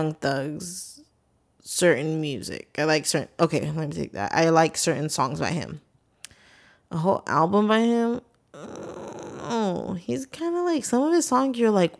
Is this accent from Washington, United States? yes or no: no; North Carolina, United States; I don't know nothing about no sets. I'm from North Carolina.